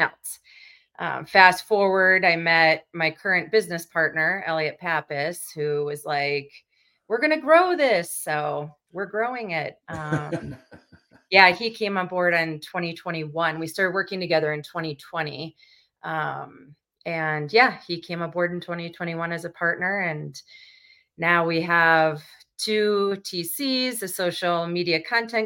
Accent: Wisconsin, United States; moved away as an adult; also born or lived in Colorado; now in Denver, United States; I grew up in Wisconsin, went to college for a pre-law degree

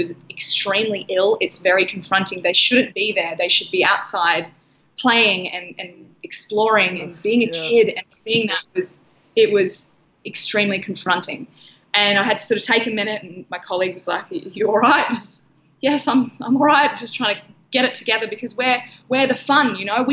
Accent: Australia; moved away as an adult; also born or lived in San Diego, United States; we launched in a hospital in my hometown

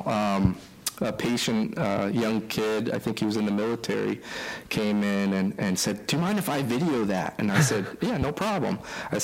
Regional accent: East Coast, United States; moved away; I'm from the East Coast

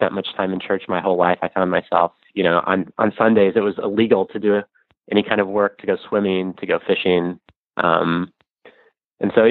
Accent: Denver, Colorado, United States; moved away; also born or lived in Los Angeles / New York / Federated States of Micronesia; I'm from Colorado, Denver, Colorado, and had lived in LA and New York briefly

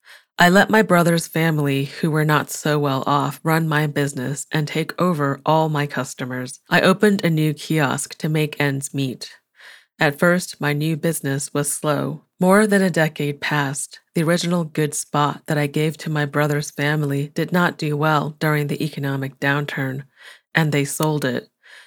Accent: Jilin, China; I cleaned the wound and then drove 500 kilometers, 310 miles, from Dalian to my hometown in Jilin.

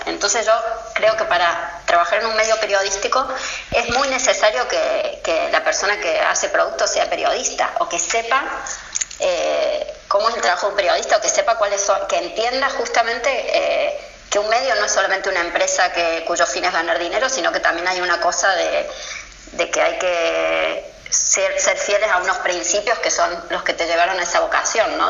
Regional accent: Argentina; now in Spain; cuando viene de Argentina a España

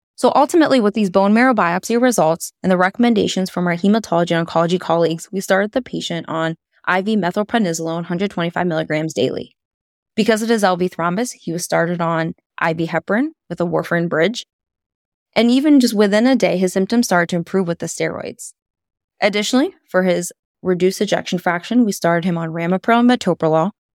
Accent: Pittsburgh, Pennsylvania, United States; now in Sayre, United States; my hometown of Pittsburgh, Pennsylvania

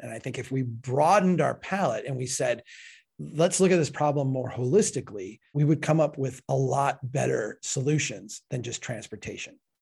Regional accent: Minnesota, United States; Falcon Heights, Minnesota, my home state

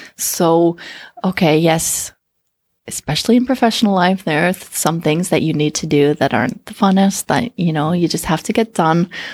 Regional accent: Canada; moved away as an adult; now in Finland; born and raised in Canada

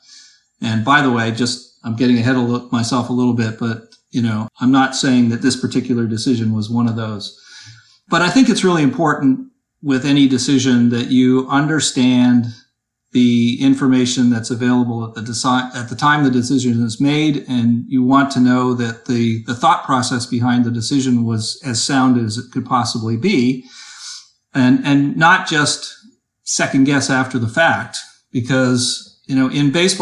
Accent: Toronto, Ontario, Canada; moved away as an adult; now in Boston, United States; I actually grew up in the Toronto area and moved to Boston when I was 25.

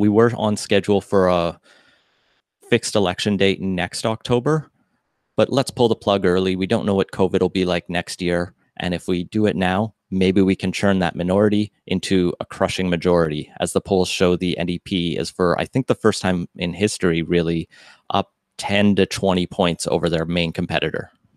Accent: Alberta, Canada; moved away as an adult; also born or lived in Metro Vancouver / England; now in Vancouver, Canada; I grew up in Alberta, and I moved here in two thousand nine

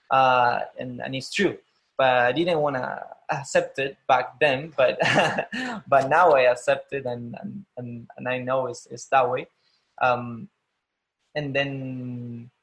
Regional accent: Argentina; English is a second language; moved away as an adult; also born or lived in Buenos Aires, Argentina; now in San Francisco, United States; I'm not from Buenos Aires in Argentina. I'm not from the capital

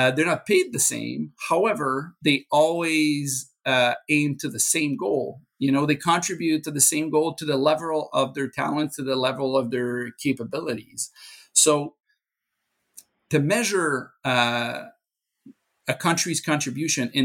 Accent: Canada; As a Canadian, my country

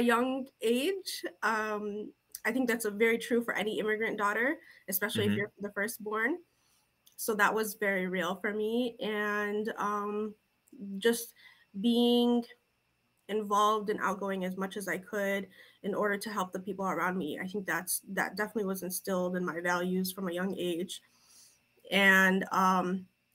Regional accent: Toledo, Ohio, United States; I was born and raised in Toledo, Ohio, kind of a typical suburban upbringing in the Midwest

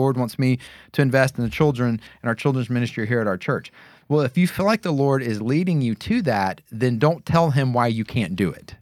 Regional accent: the South, United States; moved away; also born or lived in New York City / Denver, Colorado; growing up in the South

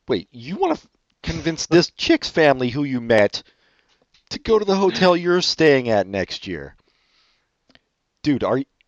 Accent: Madison, Wisconsin, United States; Oh, look, I'm from Madison, Wisconsin.

